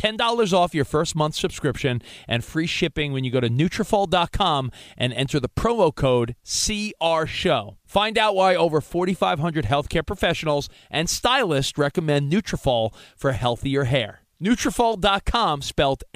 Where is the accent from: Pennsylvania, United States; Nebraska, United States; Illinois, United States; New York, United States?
New York, United States; Long Island; I went to school growing up on Long Island